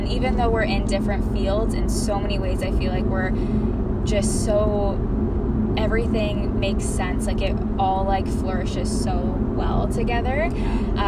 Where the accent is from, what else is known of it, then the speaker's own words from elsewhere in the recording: Guelph, Ontario, Canada; also born or lived in Kelowna, British Columbia; now in Toronto, Canada; I'm from Guelph, Ontario, and I moved to Kelowna 4 years ago